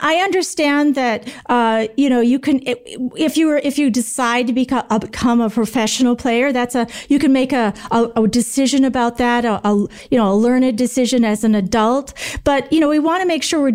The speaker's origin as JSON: {"language": "English", "town": "Green Bay", "region": "Wisconsin", "country": "United States", "tie": "born or raised there", "said": "I grew up right around Green Bay"}